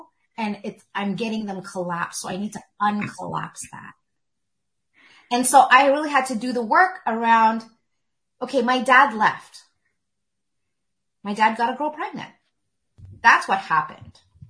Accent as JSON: {"language": "English", "country": "Philippines", "said": "You know, especially being Filipino, it's always like, when are you getting married?"}